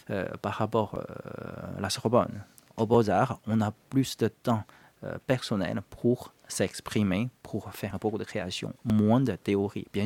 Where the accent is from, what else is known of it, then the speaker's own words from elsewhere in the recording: China; now in France; J'ai quitté la Chine et puis je suis venu en France.